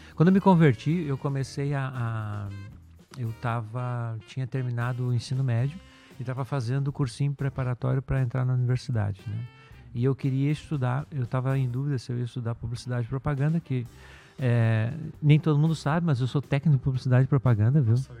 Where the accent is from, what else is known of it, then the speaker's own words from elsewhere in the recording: Porto Alegre, Rio Grande do Sul, Brazil; E sou natural de Porto Alegre, no Rio Grande do Sul